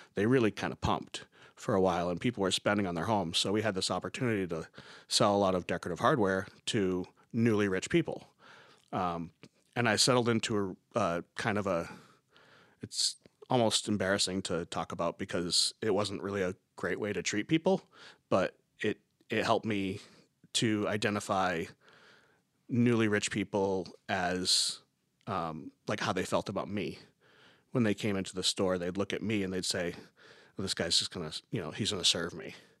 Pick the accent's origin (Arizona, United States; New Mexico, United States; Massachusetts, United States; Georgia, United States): Massachusetts, United States; South Coast; also born or lived in Beverly, Massachusetts; I'm originally from South Coast, Massachusetts